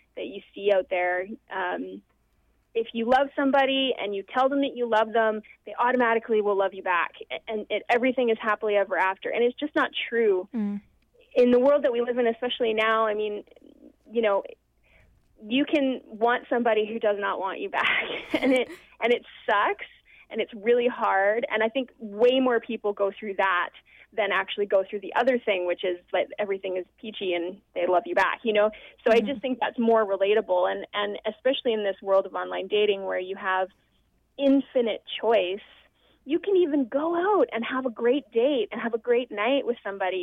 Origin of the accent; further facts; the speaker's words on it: Vancouver, British Columbia, Canada; my hometown